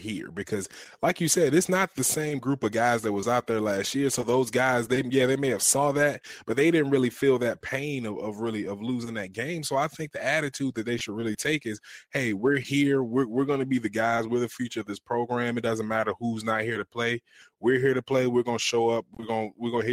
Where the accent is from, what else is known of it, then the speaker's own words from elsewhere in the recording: Virginia, United States; moved away; ACC school from my home state